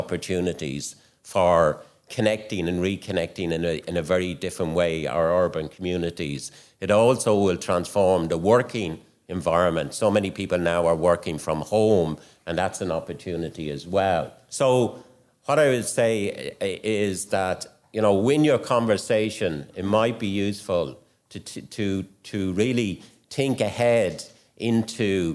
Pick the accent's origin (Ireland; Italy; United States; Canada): Ireland; when I grew up in Ireland, nearly everybody had that connectivity to the country.